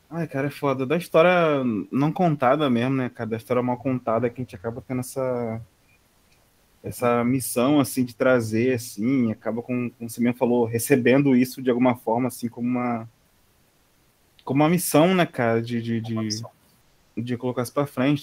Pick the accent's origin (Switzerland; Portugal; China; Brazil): Brazil; como brasileiro, assim, da nossa ancestralidade